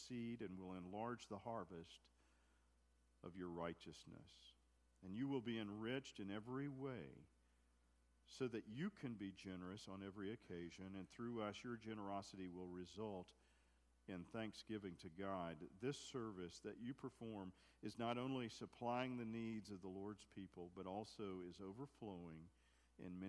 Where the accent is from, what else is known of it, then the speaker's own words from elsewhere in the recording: United States; I'm American, and proud to be an American